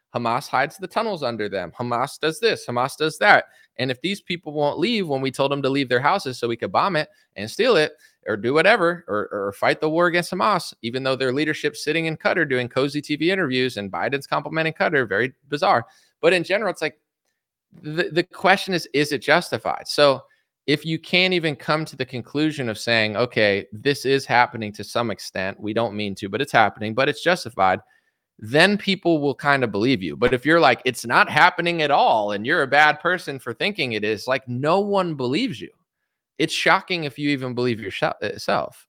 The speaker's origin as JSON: {"language": "English", "country": "United States", "said": "as an American citizen"}